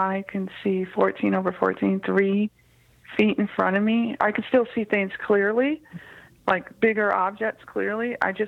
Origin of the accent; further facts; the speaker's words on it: Cleveland, Ohio, United States; I grew up in Cleveland, Ohio